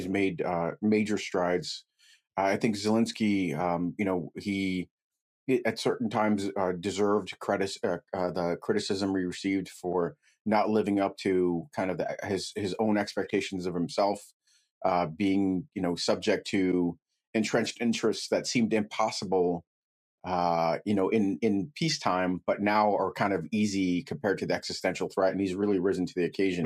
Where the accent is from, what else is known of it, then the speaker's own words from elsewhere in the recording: United States; also born or lived in Ukraine / Brooklyn; I was raised in the United States. I came over when I was four years old. I, I only know uh, America